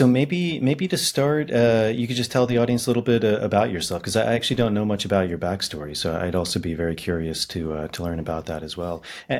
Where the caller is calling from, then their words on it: Ireland; I'm actually coming from Ireland